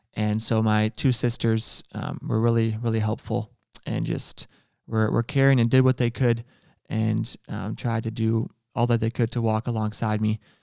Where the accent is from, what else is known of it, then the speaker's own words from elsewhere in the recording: Ontario, Canada; I'm from Ontario.